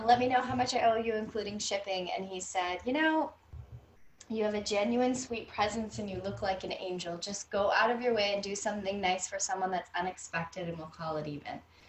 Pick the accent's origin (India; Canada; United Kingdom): Canada; hey, I'm from Canada and UGG boots are really cool right now.